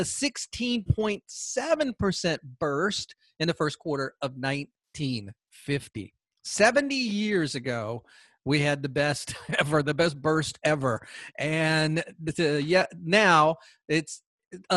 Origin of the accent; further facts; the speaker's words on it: Georgia, United States; Georgia, my home state